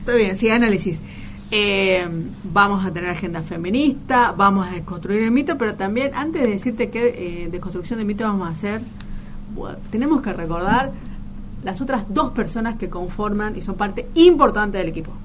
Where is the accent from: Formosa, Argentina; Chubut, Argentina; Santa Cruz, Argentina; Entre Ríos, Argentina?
Formosa, Argentina; now in Buenos Aires, Argentina; yo soy de Formosa